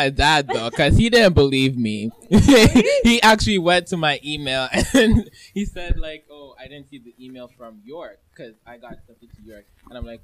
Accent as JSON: {"language": "English", "country": "Canada", "said": "I'm Canadian"}